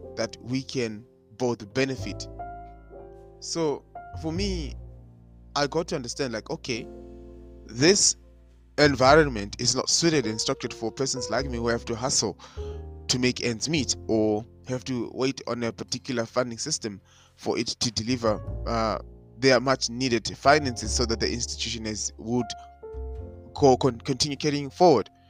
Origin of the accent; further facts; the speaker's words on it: Zimbabwe; moved away as an adult; I am black and I'm international. I come from Zimbabwe